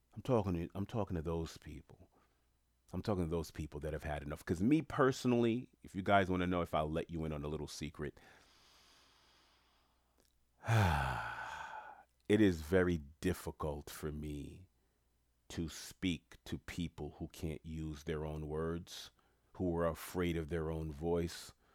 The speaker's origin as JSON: {"language": "English", "town": "New York City", "region": "New York", "country": "United States", "tie": "born or raised there", "said": "I'm from Queens, New York"}